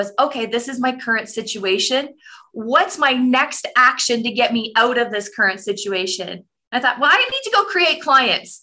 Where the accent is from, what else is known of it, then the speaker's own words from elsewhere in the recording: Canada; I'm a Canadian woman